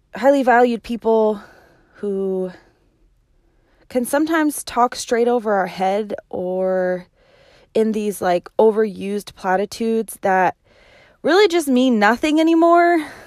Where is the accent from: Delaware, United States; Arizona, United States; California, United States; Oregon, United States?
Oregon, United States; Medford; also born or lived in Hot Springs, Arkansas; I am from Medford, Oregon. I was born and raised right here in the Rogue Valley.